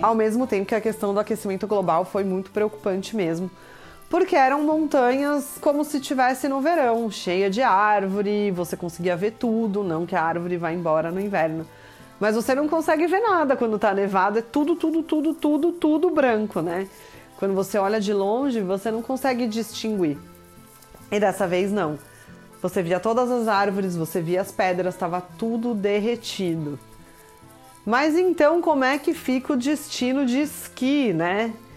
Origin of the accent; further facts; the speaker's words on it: Brazil; moved away as an adult; now in Kraków, Poland; pra gente que é do Brasil